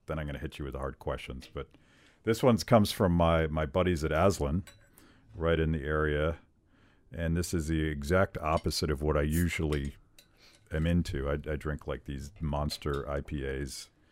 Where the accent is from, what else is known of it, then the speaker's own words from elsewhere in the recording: Western Pennsylvania, United States; Western Pennsylvania, sure, where I am from.